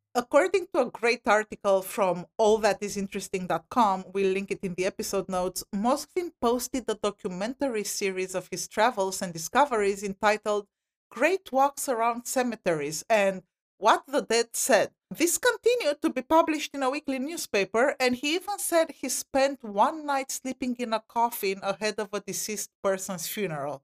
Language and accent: English; Romania; now in United States; I'm from Romania, Eastern Europe